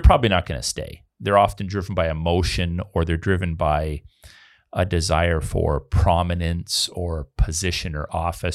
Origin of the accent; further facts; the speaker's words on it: Canada; I'm a Canadian